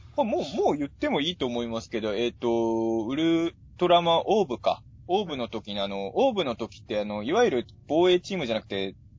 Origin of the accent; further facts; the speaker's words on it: Chikusei, Ibaraki, Japan; moved away as an adult; also born or lived in Tokyo; 筑西市、僕の地元は筑西市っていうとこなんですけど